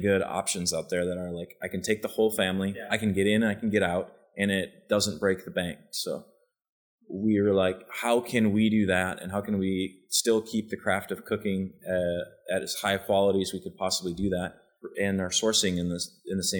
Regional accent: Western Wisconsin, United States; moved away as an adult; also born or lived in Minneapolis / New York / Aspen; now in Austin, United States; I grew up in Western Wisconsin.

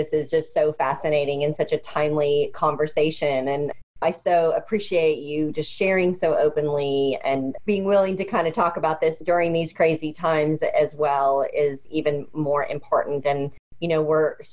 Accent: Indianapolis, Indiana, United States; I grew up in the Midwest in Indianapolis, and I was bused to an inner city school.

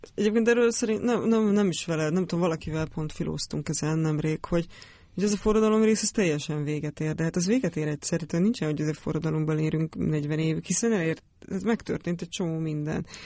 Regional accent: Great Hungarian Plain, Hungary; Al- Alföldön nőttem fel

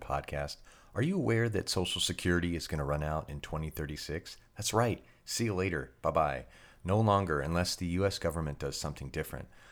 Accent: near Santa Clara, California, United States; near my hometown

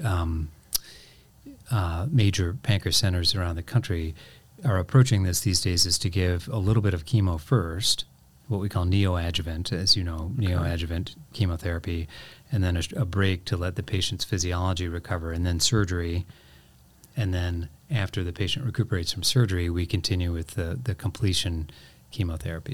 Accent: Painesville, Ohio, United States; moved away; also born or lived in Crawfordsville, Indiana; I grew up mostly on the east side of Cleveland in a okay. town called Painesville, Ohio.

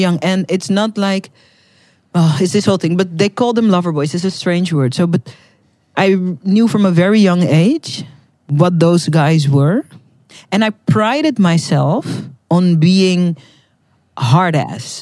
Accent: Netherlands; first language Dutch; English is a second language; I'm from the Netherlands

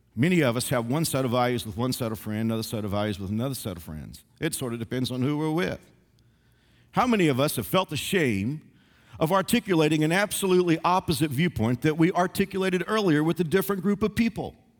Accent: the South, United States; I'm a Southerner.

